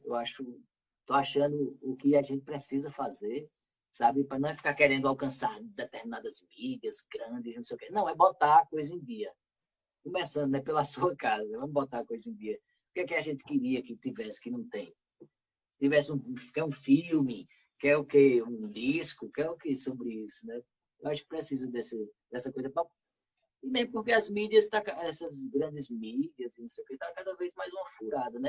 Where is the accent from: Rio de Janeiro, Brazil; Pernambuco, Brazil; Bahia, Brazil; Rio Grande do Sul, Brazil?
Pernambuco, Brazil; Arcoverde; eu como sou de Arco Verde